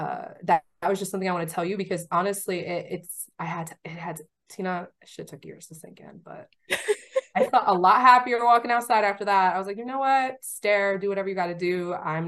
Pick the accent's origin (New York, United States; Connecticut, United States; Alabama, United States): New York, United States; I'm from New York. Don't play with me.